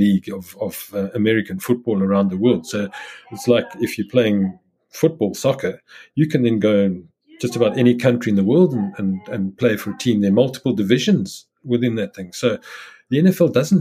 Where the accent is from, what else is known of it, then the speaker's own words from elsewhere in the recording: South Africa; moved away as an adult; as a South African where I was isolated through apartheid